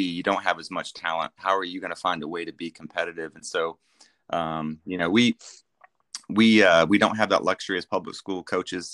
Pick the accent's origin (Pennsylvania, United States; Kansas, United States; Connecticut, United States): Kansas, United States; now in Norman, United States; I grew up in Kansas